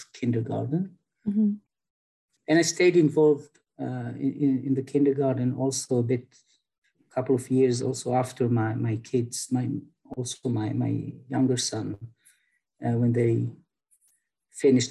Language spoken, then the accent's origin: English; Haifa, Haifa District, Israel; I grew up in Haifa, which is a Jewish Arab-Jewish town